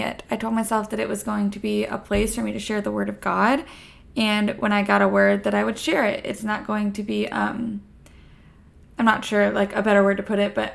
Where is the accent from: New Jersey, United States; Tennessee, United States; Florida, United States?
Florida, United States; now in Texas, United States; I am a Texan at the moment, I am from Florida